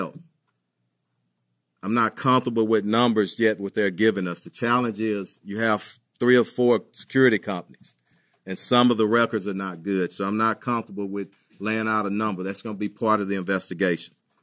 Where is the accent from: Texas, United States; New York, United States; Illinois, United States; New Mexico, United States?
Texas, United States; Houston; I was born and raised in here in Houston.